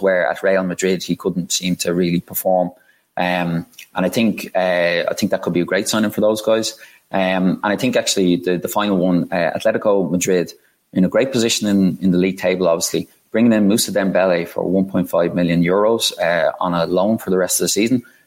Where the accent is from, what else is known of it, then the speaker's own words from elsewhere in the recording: Ireland; being Irish